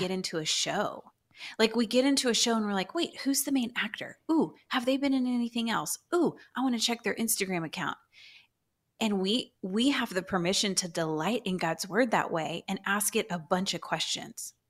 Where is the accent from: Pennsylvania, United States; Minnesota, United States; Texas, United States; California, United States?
Texas, United States; Houston; moved away as an adult; now in Dallas, United States; I'm a true Houstonian